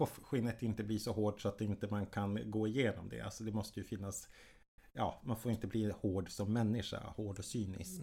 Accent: Jokkmokk, Norrbotten County, Sweden; moved away; also born or lived in Stockholm; Jag är född och uppvuxen i Jokkmokk uppe i svenska Lappland

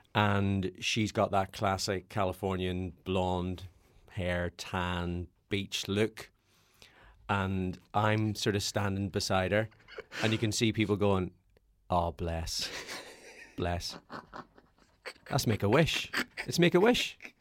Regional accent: Northern Ireland, United Kingdom; born or raised there

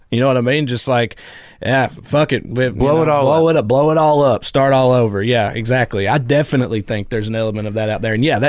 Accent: United States; my people, whatever, rural Americans, is like, especially in my hometown, in a place like

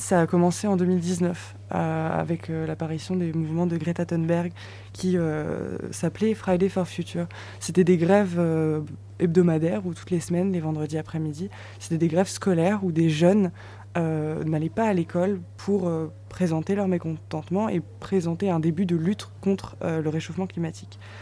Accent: Metz, Grand Est, France; moi je suis messine, je viens de Metz dans l'est de la France

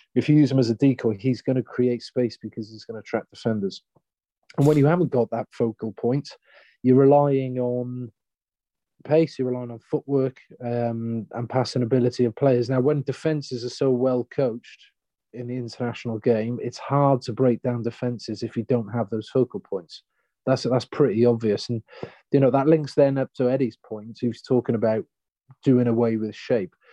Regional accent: Wales, United Kingdom; moved away as an adult; now in Australia; as a Welshman

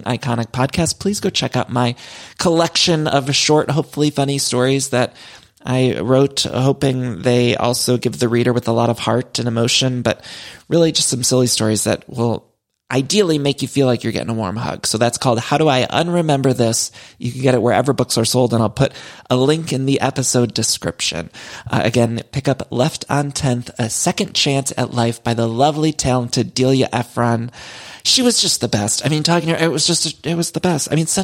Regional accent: Ohio, United States; I grew up in Ohio

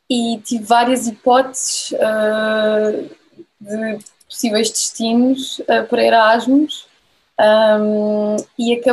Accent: Lisbon, Portugal; moved away as an adult; also born or lived in Munich, Germany; now in Germany; eu sou uh, de Lisboa, um, sou de Lisboa, vivi a minha vida toda em Lisboa.

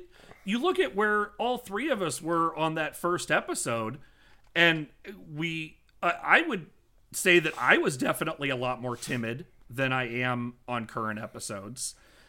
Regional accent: Illinois, United States; I'm some schmuck from Illinois

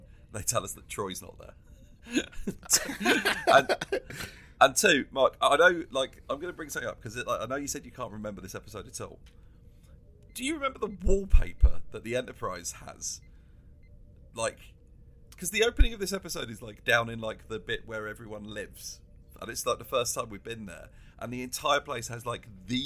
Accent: United Kingdom; I grew up just outside of London

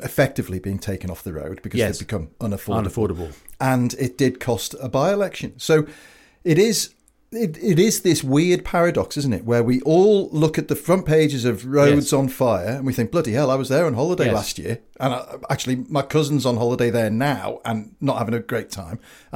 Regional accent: London, United Kingdom; because I'm a Londoner.

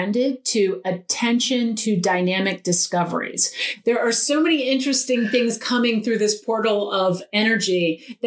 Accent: Eastern Shore of Maryland, United States; They still live in the house that I grew up in on the Eastern Shore of Maryland

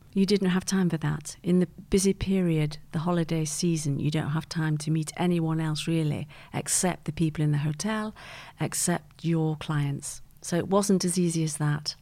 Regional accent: Manchester, North West England, United Kingdom; also born or lived in Geneva; now in London, United Kingdom; I grew up in, uh, Manchester. in a place called Malvern Grove

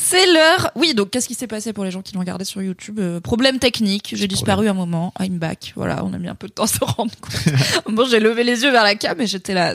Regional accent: France; accent: French (in English); mon accent français horrible en anglais

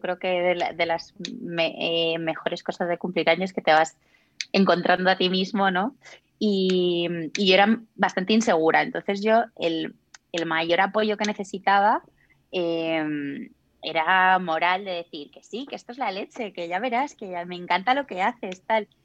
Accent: Zamora, Castile and León, Spain; moved away as an adult; now in Madrid, Spain; yo soy de Zamora

